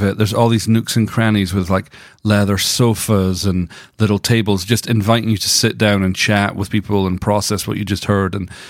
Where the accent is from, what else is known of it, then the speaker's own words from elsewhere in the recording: Scotland, United Kingdom; I'm from Scotland. We can't talk. We have some crazy names.